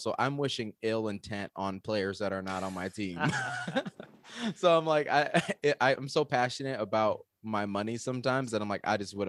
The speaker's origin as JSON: {"language": "English", "region": "Georgia", "country": "United States", "also_born_or_lived": "Michigan / Arizona", "said": "So I'm originally from Georgia, and then I lived in Michigan, and then I moved to Arizona. So I'm like this gross hybrid of the South, the Midwest, and the West."}